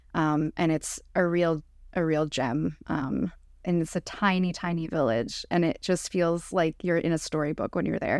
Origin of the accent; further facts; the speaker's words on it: Montreal, Quebec, Canada; moved away; also born or lived in Prince Edward Island; I grew up, I'm Jewish, I grew up in Montreal